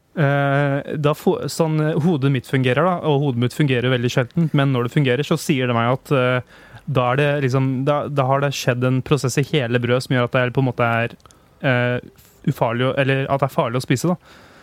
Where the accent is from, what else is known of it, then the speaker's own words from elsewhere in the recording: Hamar, Innlandet, Norway; moved away; jeg var da hjemme i Hamar